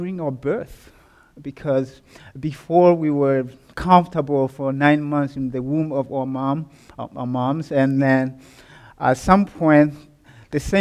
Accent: Burundi; moved away; I was born and raised in Burundi, a small country which is found in the east of Africa.

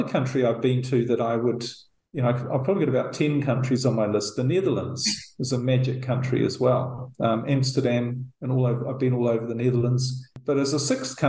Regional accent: New Zealand; moved away as an adult; New Zealand, which I'm actually heading to in a couple of weeks. That's my home country

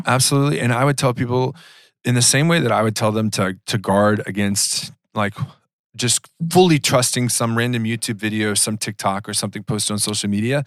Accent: Georgia, United States; I grew up in Georgia

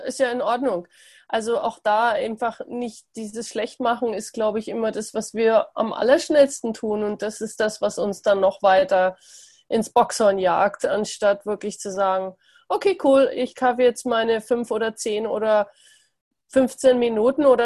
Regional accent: Germany; ich meine, ich bin auch in Deutschland aufgewachsen

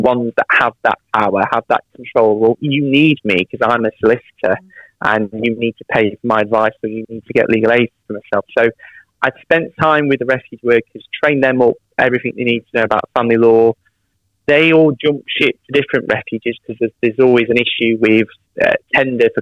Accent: Derby, East Midlands, United Kingdom; moved away as an adult; now in West Midlands, United Kingdom; So I'm from Derby originally. I moved to the West Midlands about 6-7 years ago. But yeah, Derby born and raised.

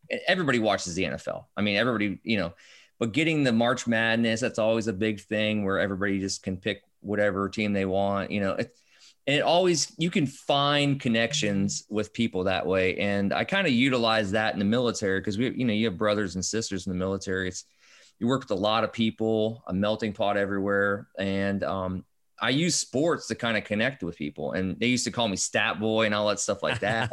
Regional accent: Northeast Ohio, United States; also born or lived in Maryland; now in West Virginia, United States; I grew up in Ohio, in Northeast Ohio, kind of pretty much where LeBron, Akron, Youngstown area

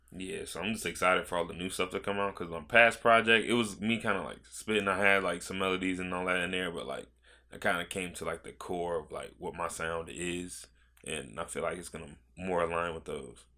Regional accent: Virginia Beach, Virginia, United States; also born or lived in Georgia; I moved here in twenty twelve. So, I was twelve

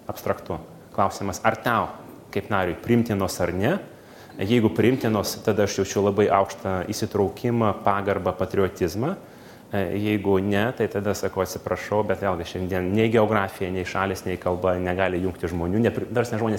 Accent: Kaunas, Kaunas County, Lithuania; kaip kaunietis

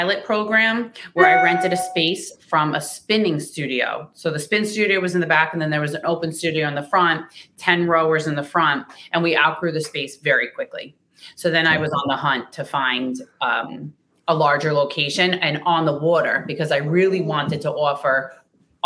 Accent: Oceanside, California, United States; I'm from Oceanside

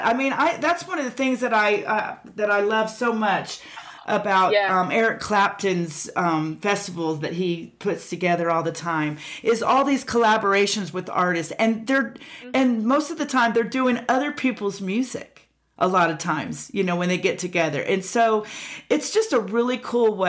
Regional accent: Pensacola Beach, Florida, United States; I grew up in Pensacola Beach

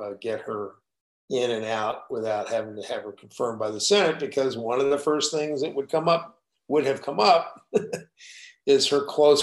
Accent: Texas, United States; I'm from Texas

